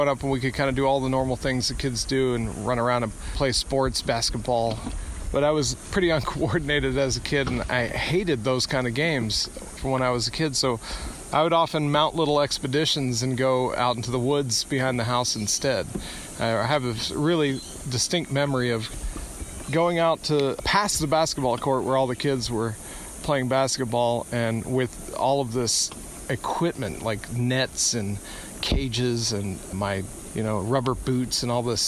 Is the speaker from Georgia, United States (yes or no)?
yes; south of Atlanta, Georgia, United States; I grew up in a small town just south of Atlanta, Georgia